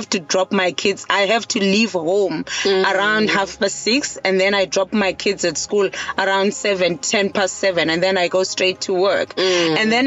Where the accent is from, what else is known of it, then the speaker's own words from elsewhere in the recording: Eastern Cape, South Africa; now in KwaZulu-Natal, South Africa; I'm all the way from the Eastern Cape. I grew up in the Eastern Cape. However, I'm based in KZN now.